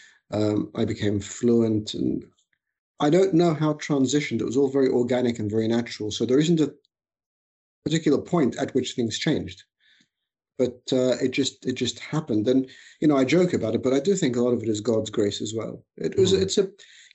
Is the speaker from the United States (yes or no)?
no; Australia; moved away as an adult; also born or lived in Egypt; now in United Kingdom; I was born in Egypt, migrated with my family when I was very young to Australia. I was five. I grew up in Australia, finished my education there